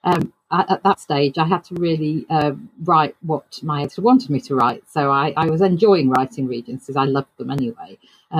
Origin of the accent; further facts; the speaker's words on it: United Kingdom; a British author